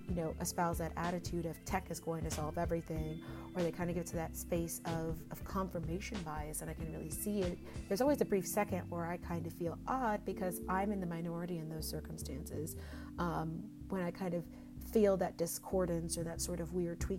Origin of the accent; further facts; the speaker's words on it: Texas, United States; now in Bay Area, United States; We're both from Texas